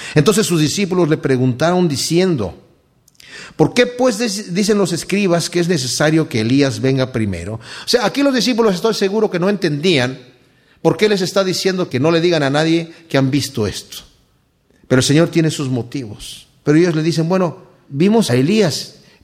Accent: Mexico; Yo, eh, crecí en México, mi padre tenía una hacienda allá

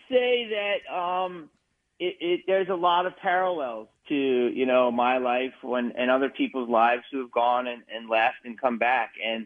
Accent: Delco, Pennsylvania, United States; moved away as an adult; I think Delco, I used to grow up thinking it was normal. And then I was like, damn, man, I grew up on Mars.

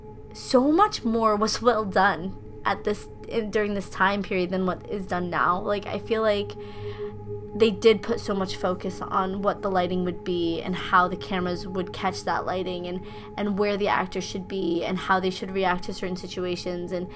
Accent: Rosendale, United States; growing up in Rosendale

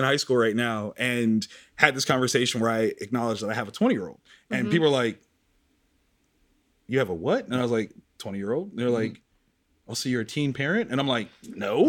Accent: Columbus, Ohio, United States; I'm from the South Side. Mm-hmm. So where I was supposed to go was Marion Franklin.

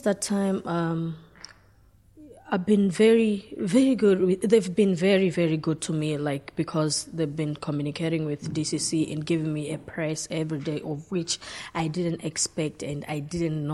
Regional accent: Zambia; moved away as an adult; also born or lived in Portlaoise; now in Ireland; I'm from Zambia

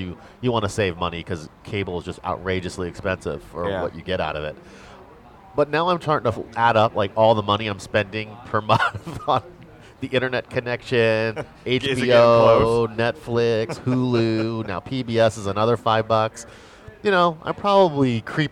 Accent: United States; as an American

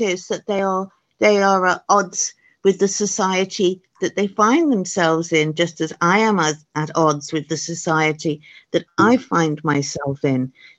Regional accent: Los Angeles, California, United States; it was so fantastic for me to be able to read about … and … when I was growing up in Los Angeles

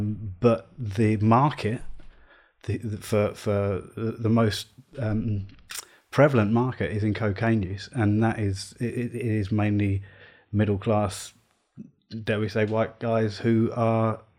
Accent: South East England, United Kingdom; But here's the thing: I'm a white English guy. I grew up on the Isle of Wight. Very different kind of problems down there.

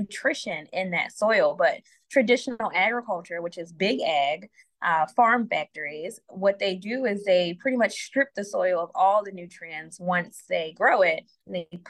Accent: Philadelphia, Pennsylvania, United States; I am a Philadelphian and my work is focusing on Philadelphia people

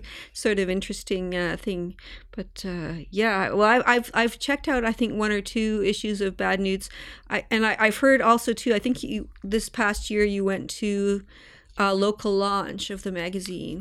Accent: Toronto, Ontario, Canada; moved away; I grew up in Toronto

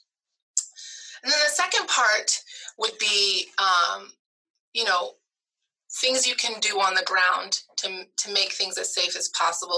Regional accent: Stillwater, Oklahoma, United States; moved away as an adult; also born or lived in Indiana / Michigan / New York / Houston, Texas; I was born and raised in Stillwater, Oklahoma

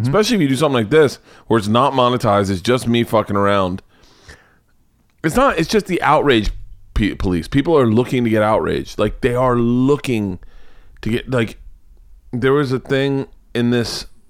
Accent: the South, United States; I grew up in the South

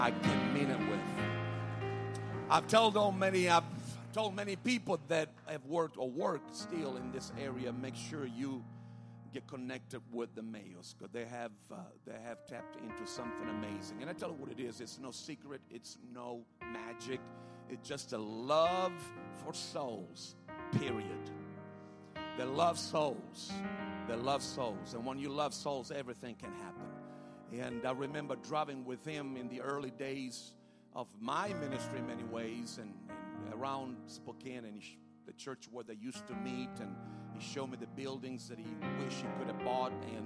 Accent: Sicily, Italy; moved away as an adult; also born or lived in Rome, Italy; I was born and raised in Italy and on an island called Sicily.

